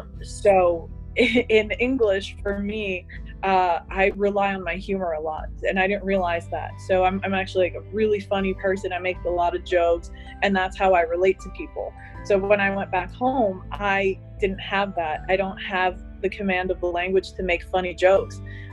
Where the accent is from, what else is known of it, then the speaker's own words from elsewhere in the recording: Palestine; So when I say I'm Palestinian or I'm from Palestine, they either are just confused and they say, what is that?